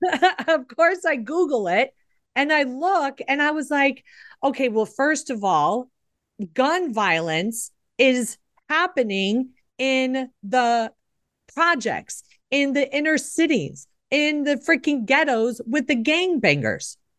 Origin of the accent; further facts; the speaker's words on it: Chicago, Illinois, United States; I grew up in Chicago